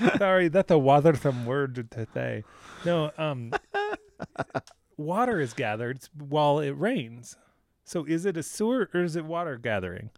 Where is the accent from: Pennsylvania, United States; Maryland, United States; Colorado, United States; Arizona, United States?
Colorado, United States; Boulder; I'm from Boulder, Colorado